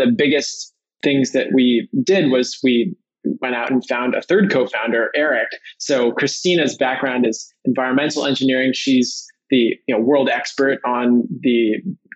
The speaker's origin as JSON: {"language": "English", "town": "San Francisco", "region": "California", "country": "United States", "tie": "born or raised there", "said": "I grew up in San Francisco"}